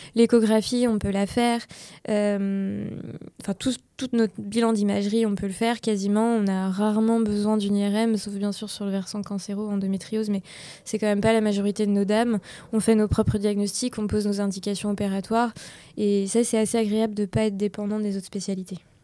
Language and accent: French; Laval, Pays de la Loire, France; now in Angers, France; je viens de Laval